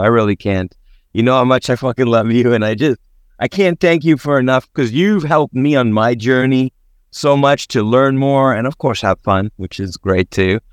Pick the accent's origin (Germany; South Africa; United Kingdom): South Africa; growing up in South Africa